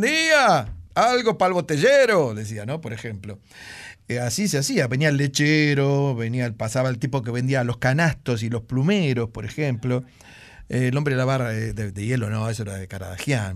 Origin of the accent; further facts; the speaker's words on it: Buenos Aires Province, Argentina; Yo vivía en las afueras del Gran Buenos Aires, estoy hablando hace muchos años, y recuerdo que las casas tenían un jardincito adelante